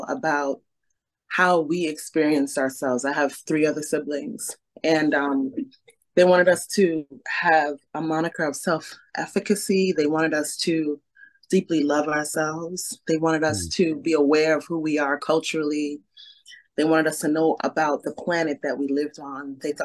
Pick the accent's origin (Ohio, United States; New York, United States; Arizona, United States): New York, United States; New York City; we grew up in Brooklyn